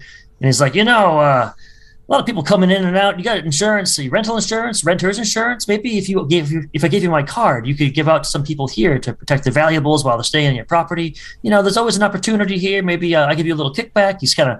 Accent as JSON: {"language": "English", "region": "Minnesota", "country": "United States", "said": "And, you know, I'm from Minnesota. I would rather not go somewhere snowy"}